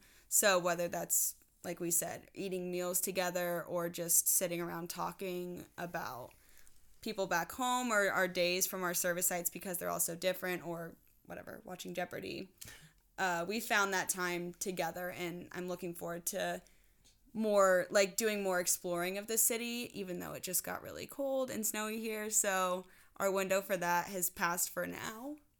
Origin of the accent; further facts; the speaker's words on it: Midwest, United States; Even though I'm from the Midwest, I should be used to it by now, but I am not.